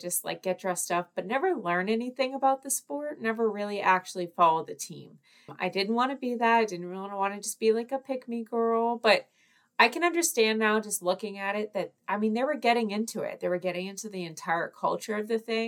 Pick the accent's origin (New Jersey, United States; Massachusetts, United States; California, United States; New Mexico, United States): Massachusetts, United States; Boston; I am an American woman from the Northeast, specifically from the Boston area